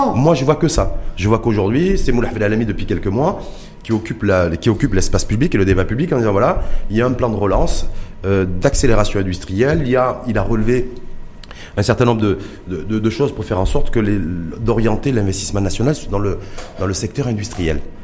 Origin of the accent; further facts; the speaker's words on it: Morocco; chez nous au Maroc